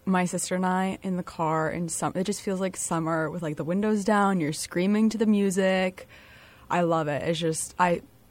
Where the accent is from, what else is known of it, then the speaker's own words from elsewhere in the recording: Rhode Island, United States; I'm a first-year psychology major with an education and math minor. I'm from Rhode Island.